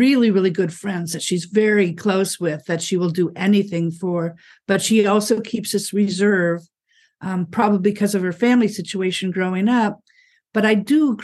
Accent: Fargo, North Dakota, United States; I grew up in Fargo, North Dakota

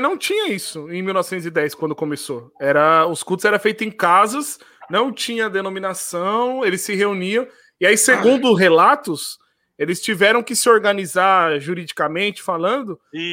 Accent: São Paulo, Brazil; moved away as an adult; also born or lived in Rio Grande do Sul; eu sou natural de São Paulo. São Paulo. Natural de São Paulo

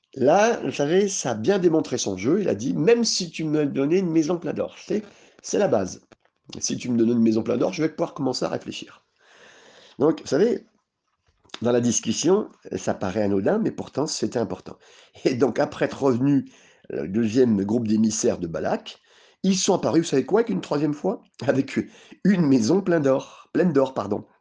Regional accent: France; on est français

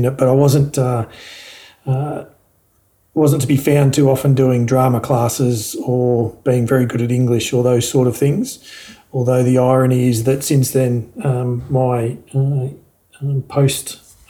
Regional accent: Park Orchards, Victoria, Australia; also born or lived in Launching Place; we moved from living in Launching Place to we then lived in Park Orchards until I finished living at home essentially and finished school.

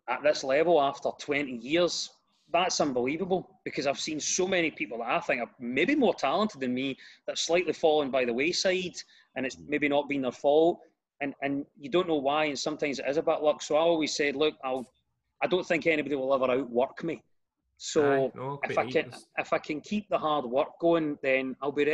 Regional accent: Glasgow, Scotland, United Kingdom; accent: Glasgow; I grew up in a tower block in a scheme in Glasgow

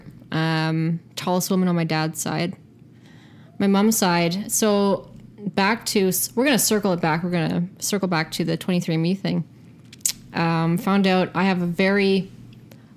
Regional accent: Mississauga, Ontario, Canada; I was born and raised in Mississauga

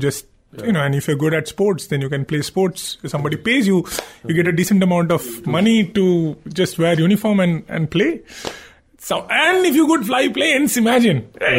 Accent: Kolkata, West Bengal, India; Calcutta was fun. Growing up in Calcutta was

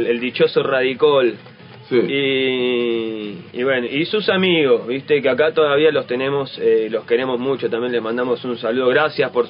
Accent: Buenos Aires, Argentina; born there; No, yo nací en Boedo, eh, barrio de Bardero.

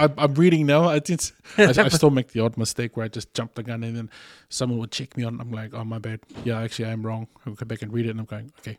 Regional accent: Canada; I'm so Canadian right now.

